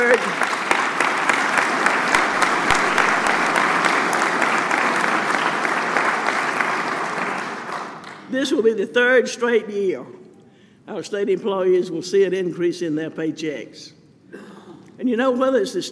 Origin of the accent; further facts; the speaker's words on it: Camden, Alabama, United States; Growing up in Camden, my first grade teacher was Mrs. Elise Hickey